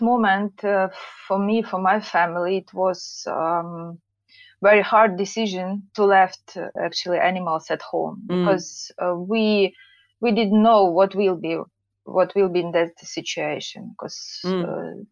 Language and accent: English; Poltava Oblast, Ukraine; English is a second language; moved away as an adult; now in United Kingdom; We live in the central part of Ukraine. We lived in Poltavska region, it's called, so it's very close to Kiev.